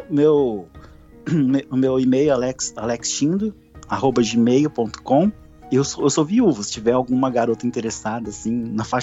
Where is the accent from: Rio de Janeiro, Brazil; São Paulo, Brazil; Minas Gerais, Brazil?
São Paulo, Brazil; Santo André; Santo André, São Paulo.